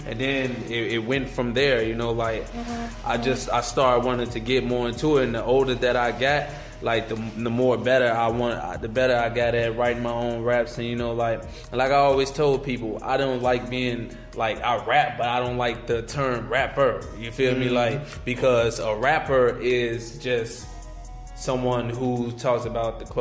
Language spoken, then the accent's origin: English; Chicago, Illinois, United States; I'm from the East Side, Shy, South Shore.